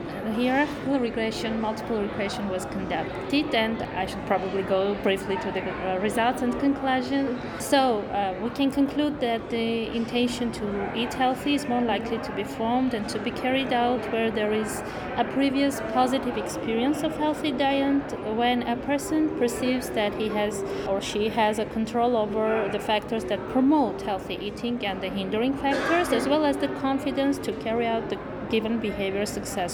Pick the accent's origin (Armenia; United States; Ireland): Armenia; from Armenia